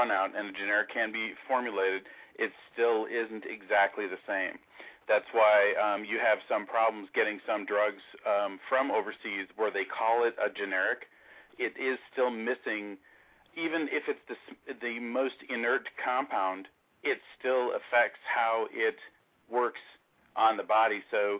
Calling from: Charlotte, North Carolina, United States; from Charlotte, North Carolina.

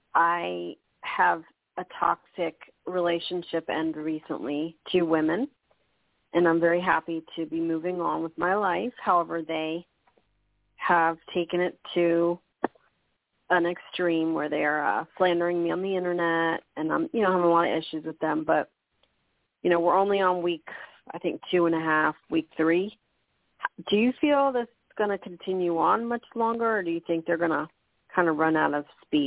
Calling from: New Mexico, United States; I'm calling from New Mexico.

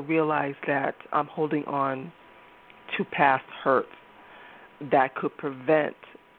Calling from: Massachusetts, United States; I'm calling from Massachusetts.

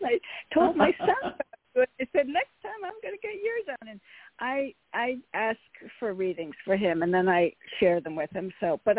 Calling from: Connecticut, United States; from Connecticut.

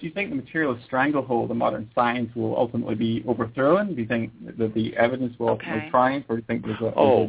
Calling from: United Kingdom; I'm calling from the UK.

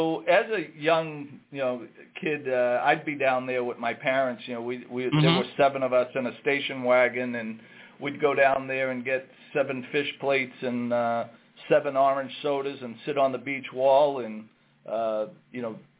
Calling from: Saugus, Massachusetts, United States; I'm calling from our office in Saugus, Massachusetts. It's right next door to our flagship restaurant here on Route 1.

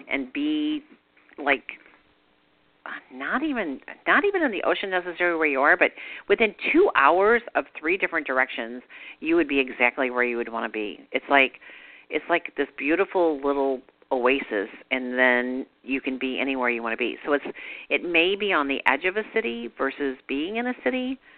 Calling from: Charlotte, North Carolina, United States; I'm calling from Charlotte, North Carolina.

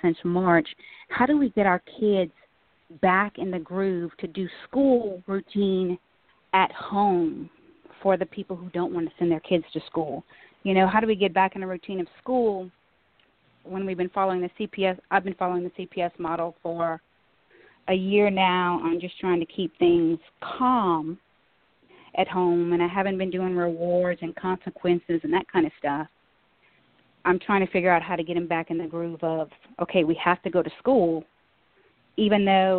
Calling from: Lafayette, Louisiana, United States; I'm calling from Lafayette, Louisiana.

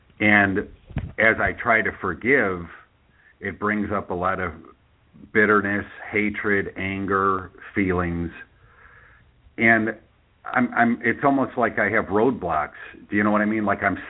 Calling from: Chicago, Illinois, United States; I'm calling from Chicago.

